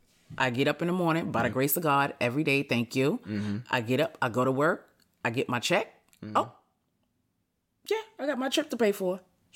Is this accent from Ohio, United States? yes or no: no; New York, United States; But when you go to other places... You'll be like, yeah, I'm from New York.